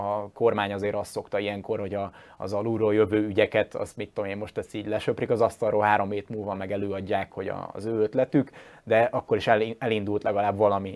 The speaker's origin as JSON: {"language": "Hungarian", "town": "Győr", "region": "Győr-Moson-Sopron", "country": "Hungary", "said": "én győri vagyok"}